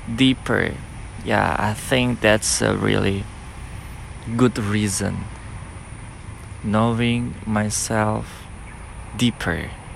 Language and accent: English; Nias, North Sumatra, Indonesia; moved away; come back to my hometown in Nias